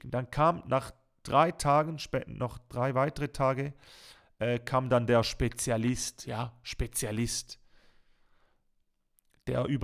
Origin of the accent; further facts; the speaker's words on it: Switzerland; Und das kennt man einfach als Schweizer, es tut mir leid, man kennt das nicht.